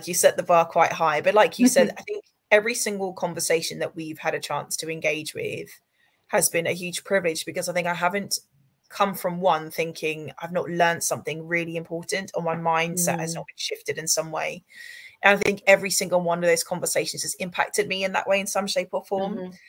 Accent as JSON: {"language": "English", "region": "South West England", "country": "United Kingdom", "tie": "born or raised there", "said": "I grew up in the Cotswolds in a village my whole life."}